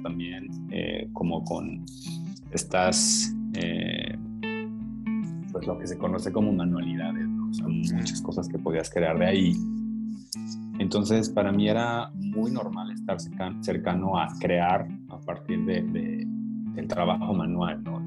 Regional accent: Mexico City, Mexico; now in Comala, Mexico; yo soy de Ciudad de México. Eh, ahí empecé, ahí empezó mi historia

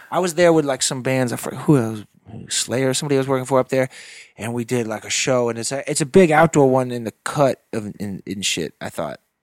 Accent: Nevis, St. Kitts & Nevis; moved away; Nevis is, like, the smaller of the two. That's the one I grew up on.

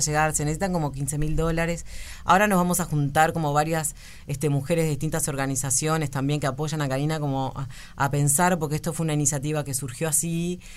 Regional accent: Cordón, Montevideo, Uruguay; yo toda la vida vi en Cordón

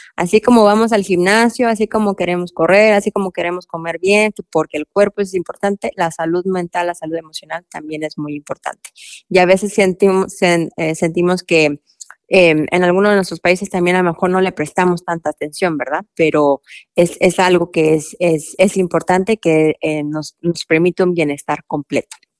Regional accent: Mexico; now in Louisville, United States; yo nací y me crié en México

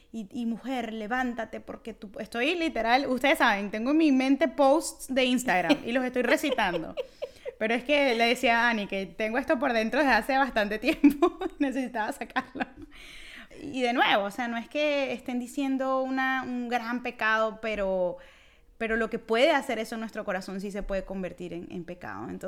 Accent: Venezuela; como, decimos en Venezuela.

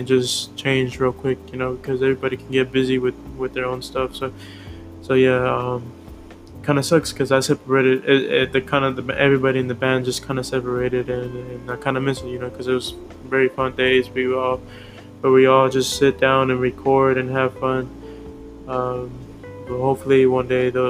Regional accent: Houston, Texas, United States; also born or lived in Santa Ana, California; I was born in California, Santa Ana. I was born in 2001, October 9. And I think when I was like about 5, I came back here. I came down to Houston, well, to the, I don't know, south, I guess, or I don't know how to explain. Well, I came down to Houston, Texas, and that's where I'm at now

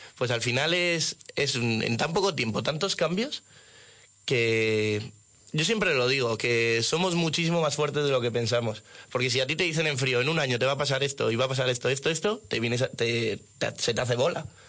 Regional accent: Madrid, Community of Madrid, Spain; nosotros aquí somos de Madrid

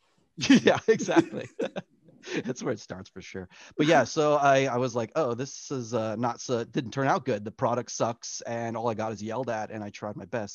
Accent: San Diego, California, United States; moved away as an adult; also born or lived in Florida; now in Los Angeles, United States; I'm originally from San Diego, went to school at Full Sail.

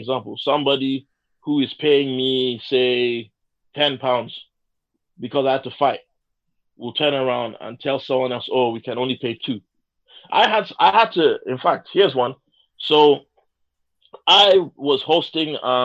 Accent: Nigeria; English is a second language; I'm Nigerian

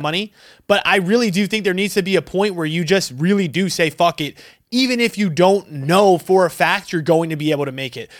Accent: New York, United States; now in Arizona, United States; I was back home from New York

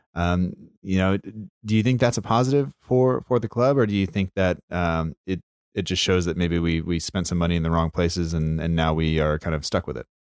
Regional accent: United States; an American school teacher

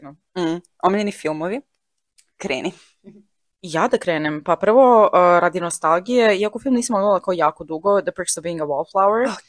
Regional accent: Serbia; mi kao Srbi

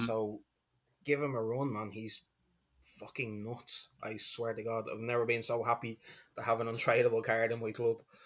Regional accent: Dublin, Leinster, Ireland; I'm from Dublin, Ireland

